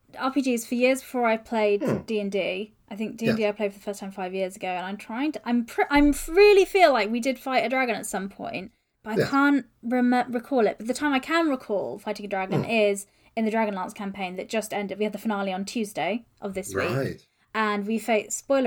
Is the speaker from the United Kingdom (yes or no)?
yes; Wales, United Kingdom; I'm from Wales